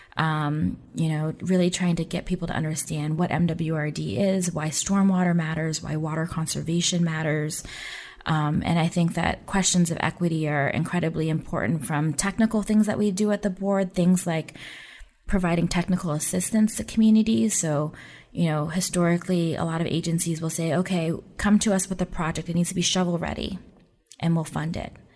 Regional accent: Oakland, California, United States; moved away; I grew up in the Oakland Bay Area

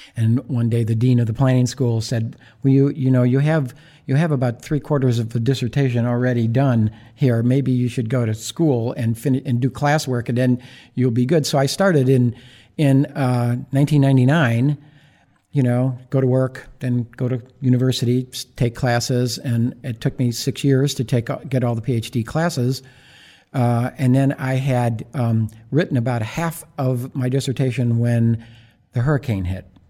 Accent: Buffalo, New York, United States; moved away as an adult; also born or lived in Iowa / Baltimore; now in New Orleans, United States; my hometown of Buffalo, New York

